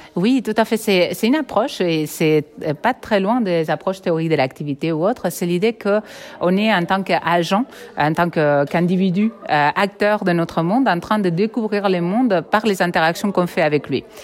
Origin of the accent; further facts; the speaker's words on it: Catalonia, Spain; accent: Catalan; moved away as an adult; also born or lived in Barcelona / Quebec; now in Nice, France; j'ai un accent catalan, mais je suis partie soigner cet accent au Québec. ça n'a rien changé et je suis retournée à Nice